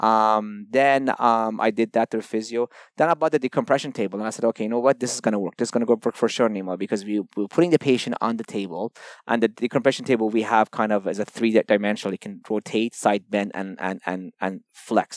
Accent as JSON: {"language": "English", "town": "Toronto", "region": "Ontario", "country": "Canada", "tie": "born or raised there", "also_born_or_lived": "Iran", "said": "originally from Iran, but grew up in, um, Toronto ever since I was thirteen"}